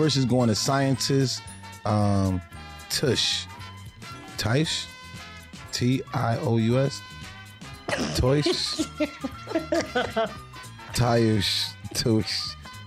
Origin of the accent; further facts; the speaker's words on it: New Jersey, United States; I come from London, New Jersey